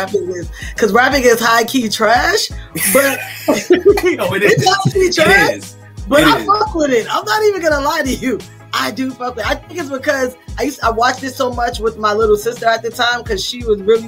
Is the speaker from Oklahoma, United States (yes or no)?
no; New York City, New York, United States; born or raised there